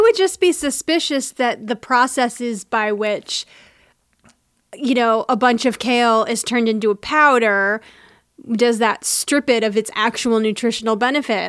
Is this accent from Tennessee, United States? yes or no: yes; Tennessee, United States; I grew up in Tennessee.